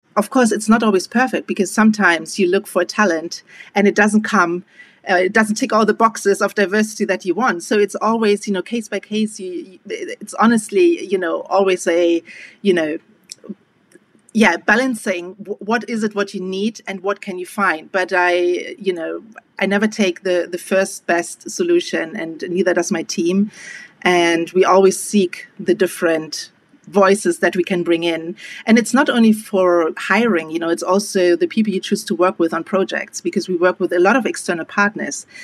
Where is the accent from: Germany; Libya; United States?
Germany; being Afro German, I have always been aware of the opportunity that I had just being born and growing up in Germany